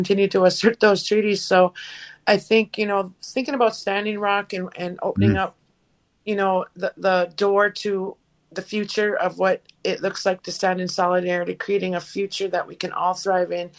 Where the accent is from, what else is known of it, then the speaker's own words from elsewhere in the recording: Leech Lake Reservation, northern Minnesota, United States; from the Leech Lake Reservation here in northern Minnesota